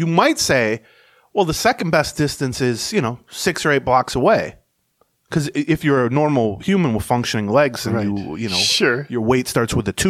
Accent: Lawrence, Kansas, United States; I'm from Lawrence, Kansas.

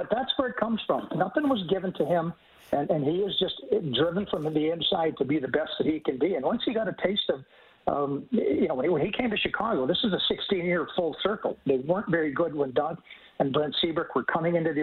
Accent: St. Albert, Alberta, Canada; I'm from St. Albert

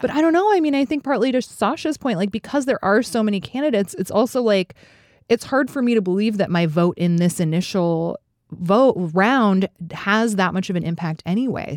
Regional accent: Fairbanks, Alaska, United States; now in Chicago, United States; I grew up in Fairbanks, which is about four hundred miles north of Anchorage.

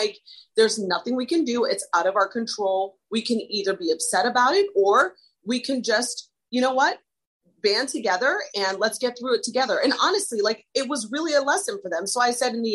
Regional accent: Ohio, United States; also born or lived in Arizona / Los Angeles / Miami; now in New York City, United States; I'm born and raised in Ohio, but I feel like after living in New York for the past 16 years

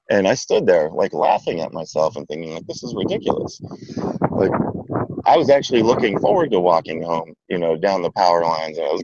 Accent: Beaver County, Pennsylvania, United States; moved away; where I grew up in Beaver County is, so like south and east of where I grew up was, you had the suburbs of Pittsburgh

